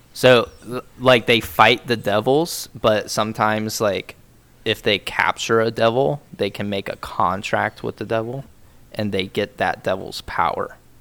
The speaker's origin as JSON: {"language": "English", "country": "United States", "said": "I'm fucking American"}